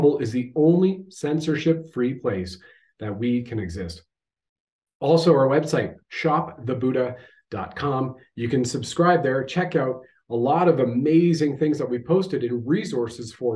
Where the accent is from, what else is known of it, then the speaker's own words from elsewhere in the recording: Canada; I have served my country at the federal level as a Canadian infantry soldier.